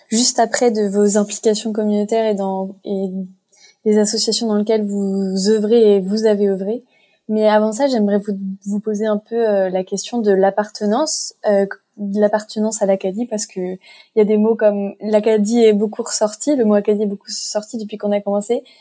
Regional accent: France; moved away as an adult; now in Canada; je viens de France, je suis arrivée il y a pas longtemps

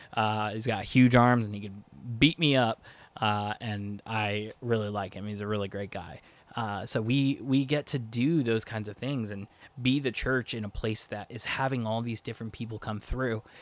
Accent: Lebanon, Pennsylvania, United States; now in Virginia Beach, United States; I grew up in Lebanon, Pennsylvania

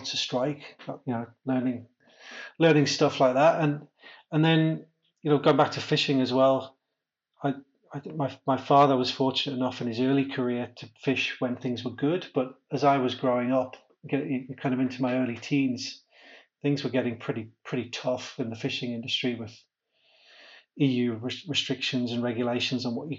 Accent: Amble, North East England, United Kingdom; Yeah, so Amble, or Amble by the Sea, as it was known when I was growing up, we've dropped the by the sea now, is a little fishing town, about 5,000 people on the northeast coast of England.

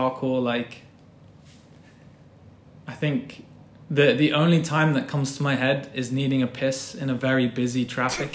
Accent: Glastonbury, South West England, United Kingdom; also born or lived in Cambridge; I'm from Glastonbury

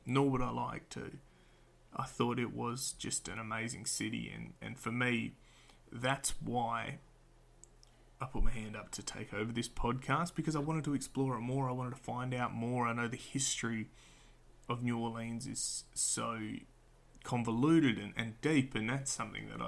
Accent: Perth, Western Australia, Australia; I'm an Australian hailing from sunny Perth, Western Australia

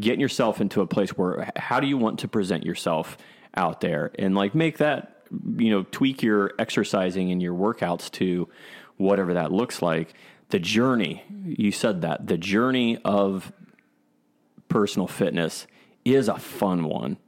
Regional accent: Columbus, Ohio, United States; I grew up here in Columbus, Ohio

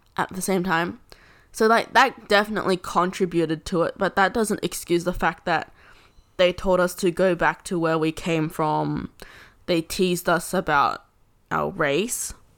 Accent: Australia; we're Australian citizens

